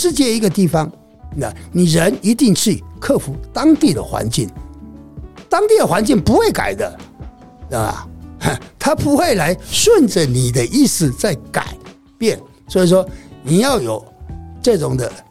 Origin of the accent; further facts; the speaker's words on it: Taiwan; 就算我台湾人的生活习惯的去那边，肯定不习惯。